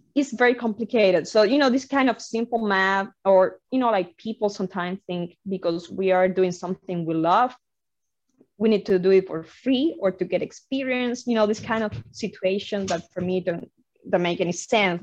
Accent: Havana, Cuba; moved away as an adult; now in Boston, United States; I'm I'm originally from Havana, Cuba. Um, so you know, um, I grew up uh, in a very incredible country that is Cuba

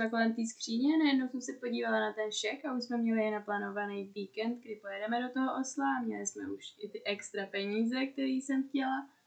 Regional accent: Czechia; Pocházím taky z České republiky

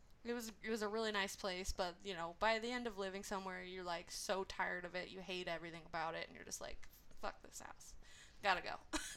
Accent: Orange County, California, United States; now in Inland Empire, United States; We're you know, we came from Orange County, and we are in... Inland Empire now.

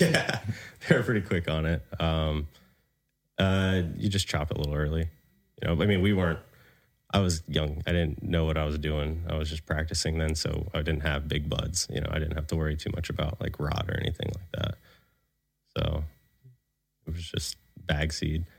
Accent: Florida, United States; moved away; also born or lived in Colorado; I'm from the South, you know, from Florida.

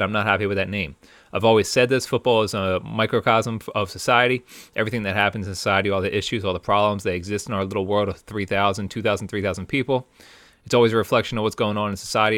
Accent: Philadelphia, Pennsylvania, United States; we're from Philly

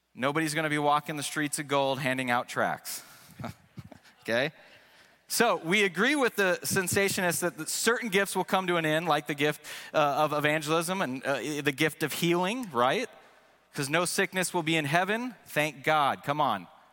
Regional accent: Seattle, Washington, United States; first language English; moved away as an adult; also born or lived in Missouri; I grew up in Seattle, so it was something that I took for granted. That's until I moved to the state of Missouri

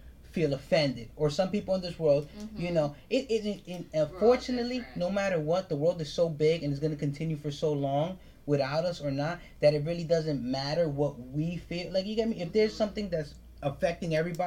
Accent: United States; I'm a goddamn Dominican American

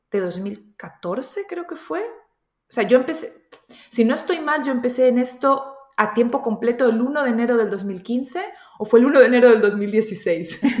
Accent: Colombia; also born or lived in Spain / United Kingdom; now in Germany; nací en Colombia, me crié entre Colombia y España. después a los 22 años me fui a Reino Unido, viví 15 años

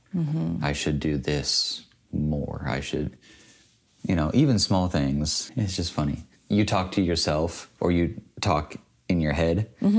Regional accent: United States; I'm an American

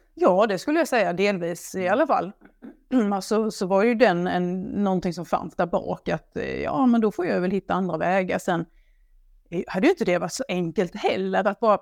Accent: Blekinge, Sweden; jag kommer ju från Blekinge, det hör man ju när jag pratar

